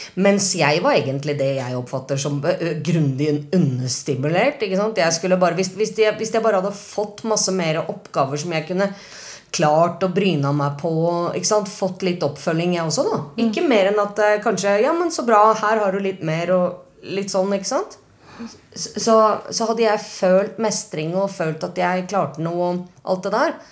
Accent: Norway; jeg er jo norsk

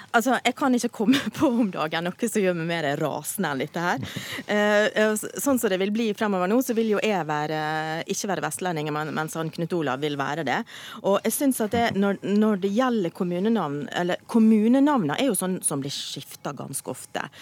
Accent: Western Norway, Norway; also born or lived in Oslo; Jeg er vestlending mm. i kultur, lynne, humor

